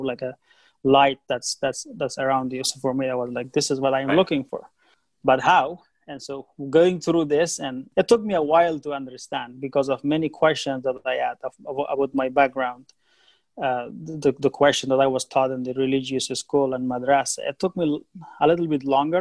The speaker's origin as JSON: {"language": "English", "country": "Afghanistan", "tie": "born or raised there", "said": "I was born in Afghanistan, in the middle of the country. Most of the time that I was growing up was war"}